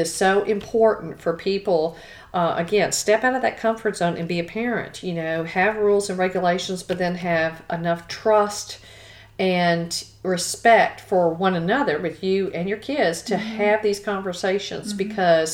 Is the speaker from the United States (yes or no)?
yes; Houston, Texas, United States; growing up in Texas, I grew up in Houston